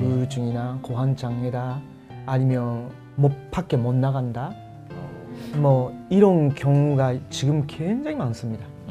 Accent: Osaka, Japan; Korean is a second language; moved away; 제가 그 원래 고향이 오사카인데

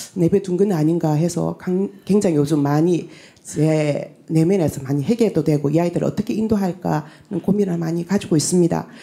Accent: Tongyeong, South Gyeongsang, South Korea; 고향은 통영인데

